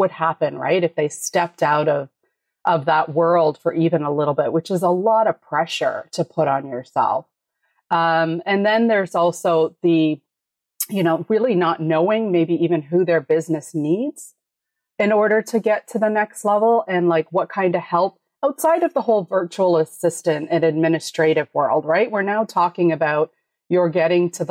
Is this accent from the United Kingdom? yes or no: no; Canada; I'm Canadian